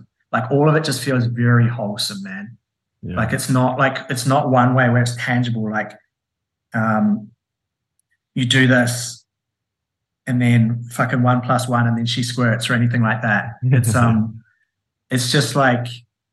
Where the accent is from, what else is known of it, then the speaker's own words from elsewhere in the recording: New Zealand; I'm a Kiwi